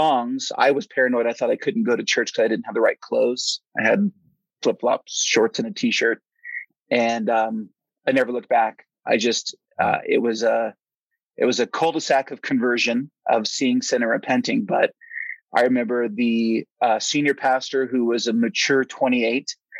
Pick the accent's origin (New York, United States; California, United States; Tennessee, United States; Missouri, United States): California, United States; Silicon Valley, Southern Bay Area; moved away as an adult; also born or lived in Portland, Oregon; now in Flagstaff, United States; I was raised in the Silicon Valley, Southern Bay Area, went to the same high school as Steve Jobs and Wozniak